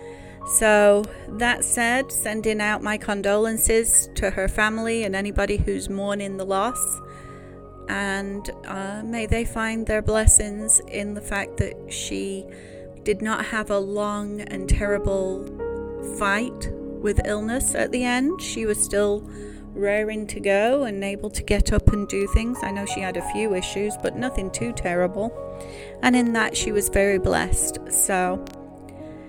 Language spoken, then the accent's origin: English; United Kingdom; I am a Brit